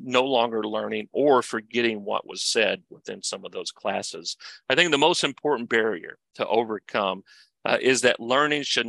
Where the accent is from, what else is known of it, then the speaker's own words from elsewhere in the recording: Kentucky, United States; I'm from Kentucky